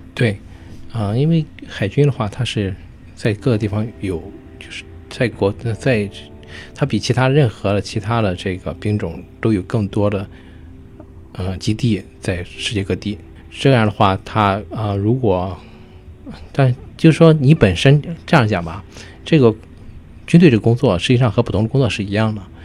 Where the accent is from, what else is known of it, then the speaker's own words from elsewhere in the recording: China; now in United States; 我们中国人